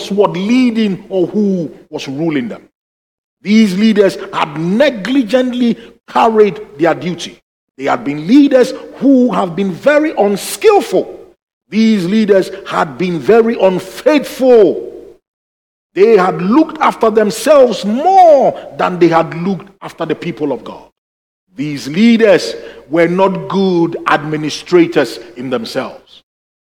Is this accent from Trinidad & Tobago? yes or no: no; Ghana; moved away; when I was growing up in Ghana